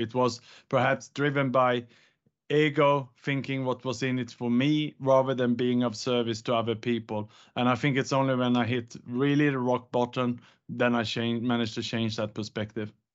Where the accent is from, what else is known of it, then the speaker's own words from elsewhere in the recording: Sweden; moved away as an adult; also born or lived in Gold Coast, Australia / Bangkok, Thailand / Indonesia / Vietnam; now in Singapore; I was born in Sweden, educated in Australia on the Gold Coast